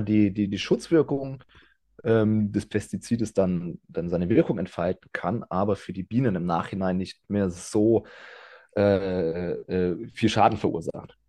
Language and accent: German; Ingelheim, Rhineland-Palatinate, Germany; Ich komme aus, äh, dem schönen Ingelheim. Das ist, ja, zwanzig Fahrminuten von Mainz entfernt, im, im schönen Rheinhessen.